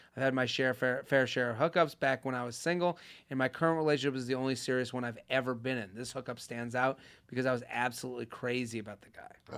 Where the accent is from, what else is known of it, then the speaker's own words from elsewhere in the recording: Boston, Massachusetts, United States; I'm from Boston